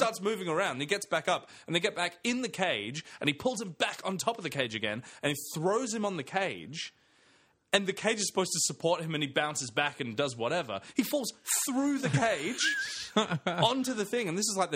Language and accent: English; England, United Kingdom; now in Australia; I'm English though